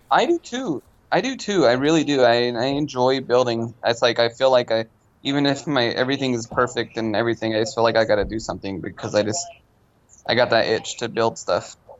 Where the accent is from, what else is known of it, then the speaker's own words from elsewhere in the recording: Long Beach, California, United States; moved away; I'm from originally from Long Beach